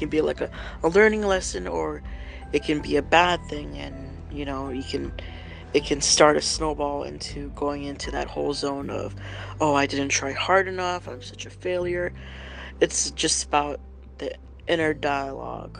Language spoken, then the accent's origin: English; Hawaii, United States; moved away; I grew up in Hawaii